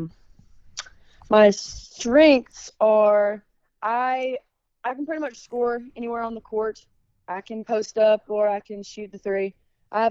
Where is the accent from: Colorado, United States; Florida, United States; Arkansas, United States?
Arkansas, United States; my hometown is in Arkansas